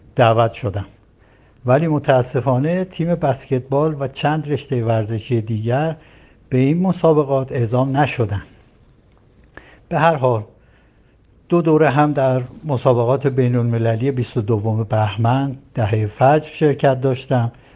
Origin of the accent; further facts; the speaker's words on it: Tehran, Tehran Province, Iran; دیماه سال 1339 در تهران متولد شدم